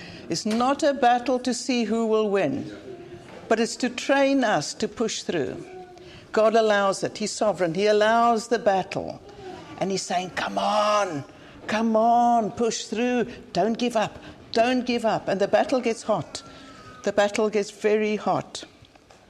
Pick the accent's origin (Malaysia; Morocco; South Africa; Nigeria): South Africa; Cape Town, Western Cape; moved away as an adult; now in Cambridge, United Kingdom; I come from Cape Town, based in Cambridge now, but from Cape Town